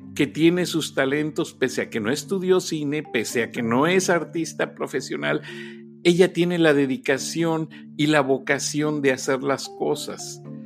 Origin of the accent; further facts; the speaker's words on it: Mexico; now in United States; nosotros como mexicanos